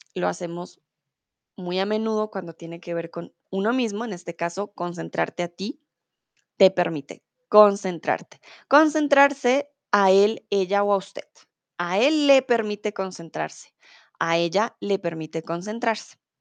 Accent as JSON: {"language": "Spanish", "region": "Bogotá", "country": "Colombia", "first_language": "Spanish", "moved": "yes", "lives_now": "Germany", "said": "soy de Colombia, de la capital, de Bogotá"}